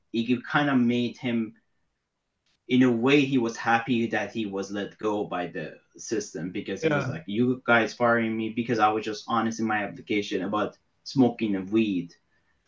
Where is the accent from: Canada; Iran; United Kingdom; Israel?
Iran; now in United States; I'm from Iran